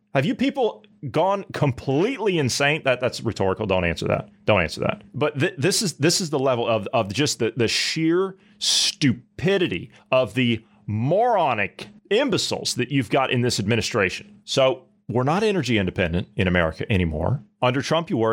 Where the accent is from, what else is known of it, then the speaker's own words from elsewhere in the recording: United States; now in Germany; I'm not German, I'm, I'm American